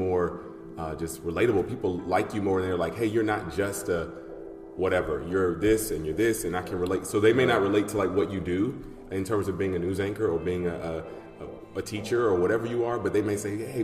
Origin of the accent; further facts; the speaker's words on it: Atlanta, Georgia, United States; I grew up in Atlanta, Georgia